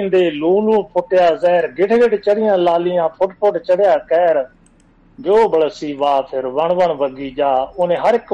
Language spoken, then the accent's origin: Punjabi; Punjab, India; ਮੇਰੇ ਪਿੰਡ ਦੇ ਵਿੱਚ ਜੀ ਉੱਥੋਂ ਦੀ ਵੀ ਨਾਲ ਵੱਡਾ ਰਾਹ ਲੰਘਦਾ ਇਧਰੋਂ ਸਰਸਾ ਰਦੀ ਰਤੀਏ ਵੱਲੋਂ ਆ ਕੇ ਅੱਗੇ ਮਾਨਸਾ ਫਰੋਜਪੁਰ ਨੂੰ